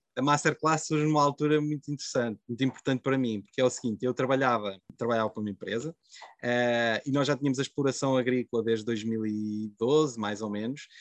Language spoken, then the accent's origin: Portuguese; Covilhã, Centro, Portugal; eu sou da, da Covilhã, portanto, na, ali na encosta da Serra da Estrela.